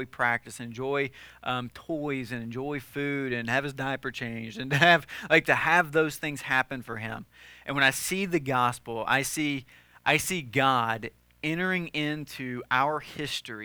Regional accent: the South, United States; when I was growing up in the South

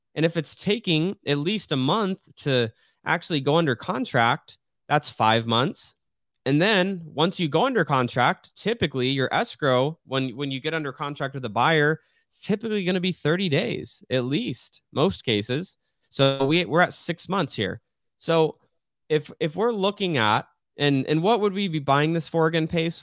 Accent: Riggs Road, Arizona, United States; I grew up on Riggs Road, that is a very highly trafficked road

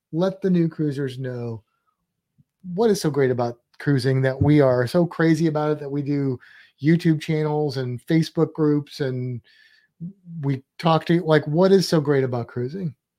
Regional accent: St. Louis, Missouri, United States; I'm from Saint Louis

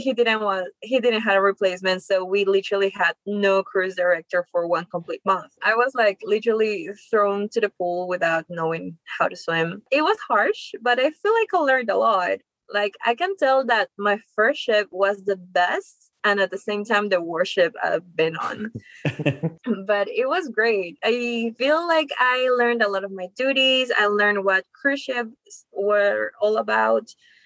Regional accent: Lima, Peru; I'm from Lima, Peru. Okay. I've been born and raised there.

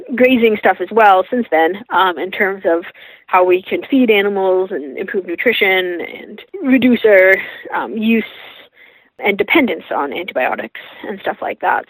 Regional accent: Toronto, Ontario, Canada; I grew up in Toronto

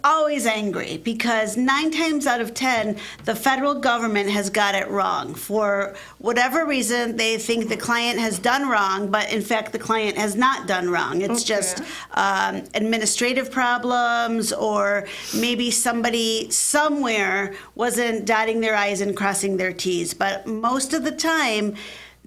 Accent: Michigan, United States; also born or lived in Atlanta / Philadelphia; I grew up here in Michigan

